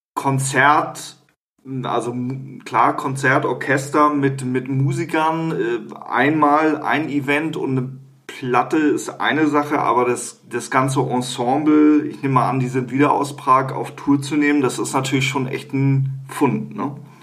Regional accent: Hamburg, Germany; als Hamburger

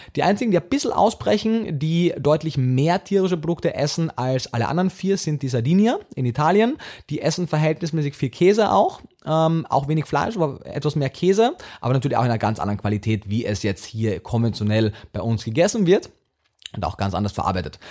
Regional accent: Austria; also born or lived in Vienna; bin ja Österreicher

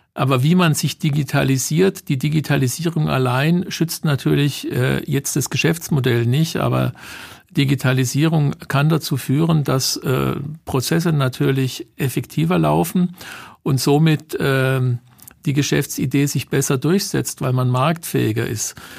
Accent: Germany; wir Deutschen

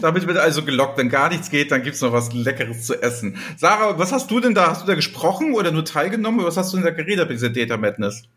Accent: Flensburg, Schleswig-Holstein, Germany; now in Hamburg, Germany; ich bin ja gebürtiger Flensburger

